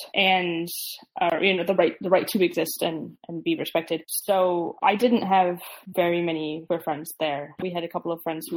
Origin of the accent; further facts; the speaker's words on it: Midwest, United States; I grew up in the Midwest